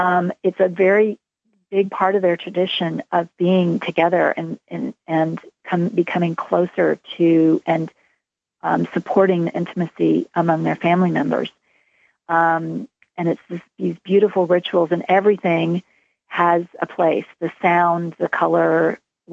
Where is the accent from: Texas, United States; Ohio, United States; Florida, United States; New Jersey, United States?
Texas, United States; moved away; I grew up in Texas